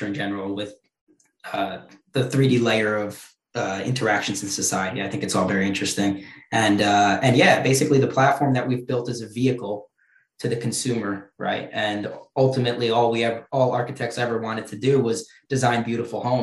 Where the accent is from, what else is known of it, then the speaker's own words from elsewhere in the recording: New York, United States; I'm from New York